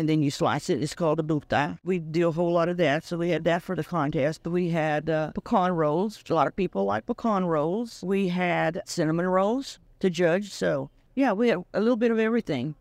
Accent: West, Texas, United States; born or raised there; English is a second language

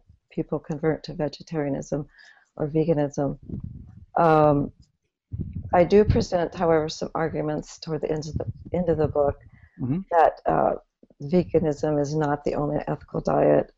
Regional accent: Midwest, United States; I grew up in the Midwest

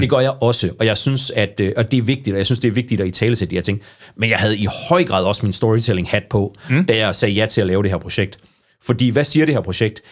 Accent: Aarhus, Central Denmark Region, Denmark; moved away as an adult; now in Struer, Denmark; Jeg har faktisk aldrig opholdt mig mere end en måned uden for Ringgaden. Det passer ikke, ikke uden for Ringgaden, men uden for Aarhus Kommune

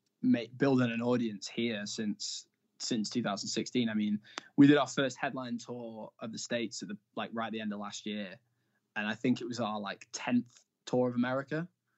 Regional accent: Blackpool, North West England, United Kingdom; But yeah, so I'm from Blackpool

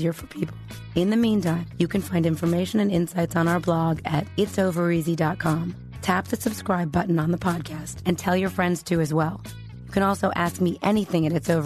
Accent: California, United States; I'm from California

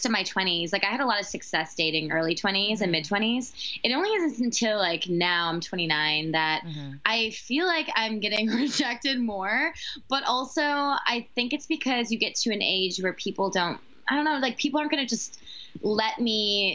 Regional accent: Wisconsin, United States; I'm from Wisconsin, and you know my family, all my cousins my age are married.

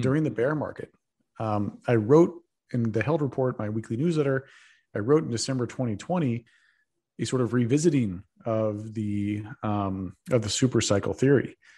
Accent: Texas, United States; moved away as an adult; now in San Francisco, United States; I'm a Texan

